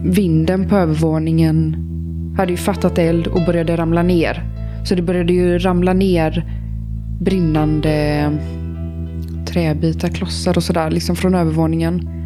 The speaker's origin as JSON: {"language": "Swedish", "town": "Eskilsby", "region": "Västra Götaland", "country": "Sweden", "tie": "born or raised there", "said": "Vi är då i den här lilla byn som jag växte upp i, Eskilsby, som ligger utanför Landvetter"}